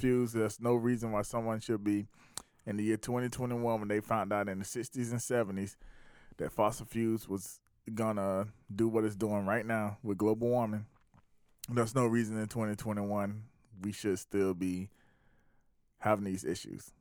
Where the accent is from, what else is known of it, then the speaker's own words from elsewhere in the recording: South Carolina, United States; also born or lived in Atlanta; I was born and raised in South Carolina.